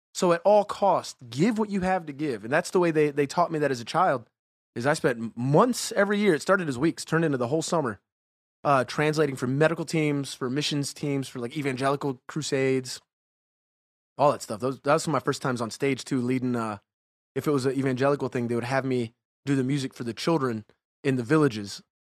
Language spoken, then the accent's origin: English; Jacksonville, Florida, United States; moved away; I grew up in the South, man. I grew up west side of Jacksonville, right? Marietta.